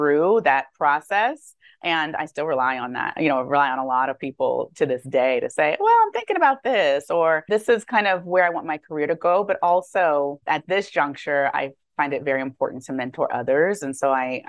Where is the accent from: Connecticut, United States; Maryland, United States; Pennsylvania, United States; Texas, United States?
Maryland, United States; also born or lived in Atlanta, Georgia; I grew up actually in Maryland